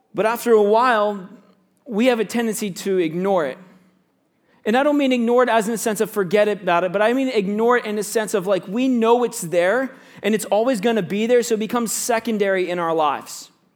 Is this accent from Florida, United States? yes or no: yes; Central Florida, United States; moved away; I grew up in Central Florida